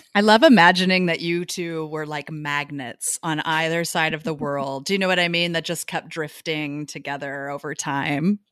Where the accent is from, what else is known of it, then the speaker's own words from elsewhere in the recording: United States; moved away; also born or lived in New York; we grew up in Missouri and Arkansas